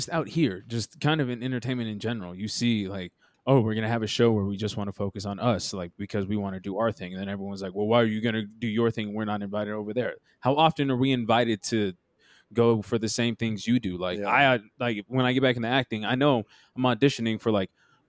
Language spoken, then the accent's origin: English; Denver, Colorado, United States; I'm from Denver